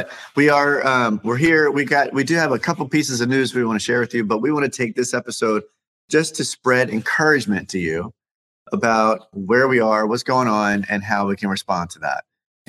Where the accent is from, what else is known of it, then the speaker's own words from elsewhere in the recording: California, United States; I'm from California.